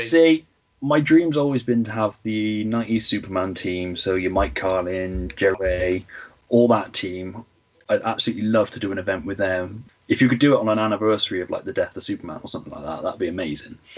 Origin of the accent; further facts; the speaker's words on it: near Cheltenham, Gloucestershire, South West England, United Kingdom; my hometown